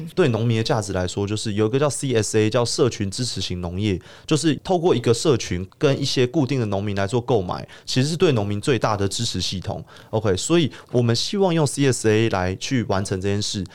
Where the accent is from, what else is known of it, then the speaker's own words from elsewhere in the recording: Taipei, Taiwan; also born or lived in Baihe, Tainan; 我是台北人